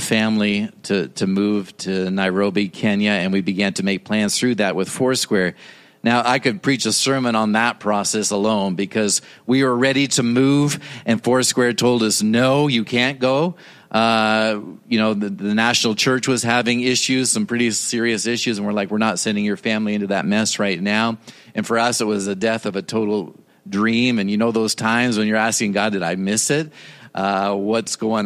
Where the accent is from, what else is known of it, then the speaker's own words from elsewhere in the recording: Toronto, Ontario, Canada; moved away; I was born and raised in Toronto, Canada